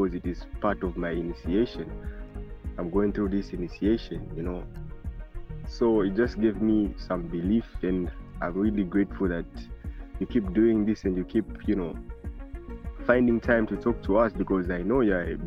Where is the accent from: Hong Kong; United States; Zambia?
Zambia; Lusaka, Lusaka Province; I'm from Lusaka, Zambia.